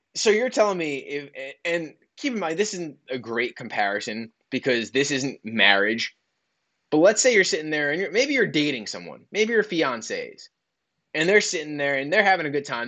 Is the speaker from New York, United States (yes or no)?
yes; New York, United States; I was born in New York